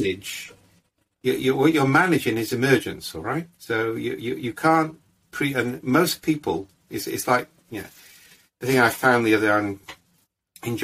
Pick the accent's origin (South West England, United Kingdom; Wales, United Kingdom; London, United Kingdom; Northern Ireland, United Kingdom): Wales, United Kingdom; we're all Welsh